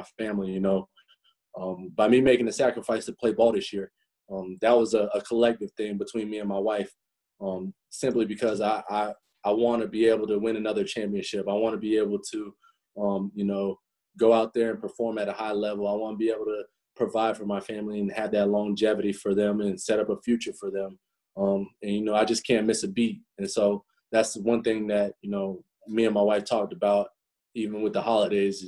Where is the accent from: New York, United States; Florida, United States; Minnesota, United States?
Florida, United States; moved away as an adult; also born or lived in Indiana; I'm from Florida, and, you know, Florida kid coming up to Indiana